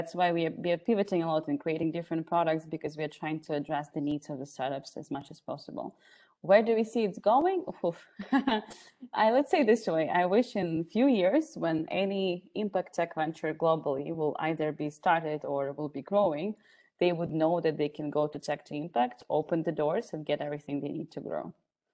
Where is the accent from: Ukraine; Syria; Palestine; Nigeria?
Ukraine; now in Austria; I'm from Ukraine based in Austria